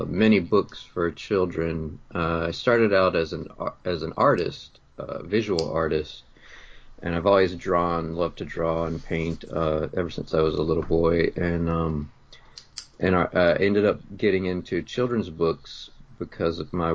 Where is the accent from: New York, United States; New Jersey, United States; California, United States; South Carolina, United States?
South Carolina, United States; Greenville; also born or lived in Chicago suburbs, Illinois; now in Chicago, United States; I grew up in South Carolina, a town called Greenville, and now we live in the suburbs of Chicago